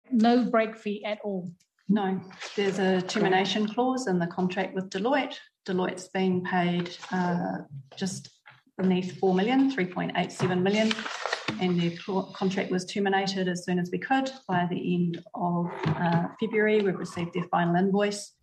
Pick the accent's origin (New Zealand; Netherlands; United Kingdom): New Zealand; Whangarei, Northland; I'm from Te tai Tokarau Whangarei